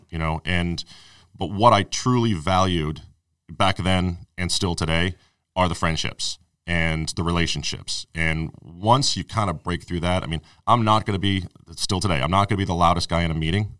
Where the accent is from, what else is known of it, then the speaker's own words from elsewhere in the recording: Arlington, Massachusetts, United States; also born or lived in New York / Watertown; basically lived in Arlington my whole life, other than, you know, I spent three years down in New